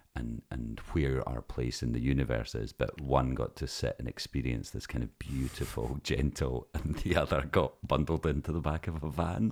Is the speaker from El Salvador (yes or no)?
no; Lossiemouth, Scotland, United Kingdom; we're from Lossy Mouth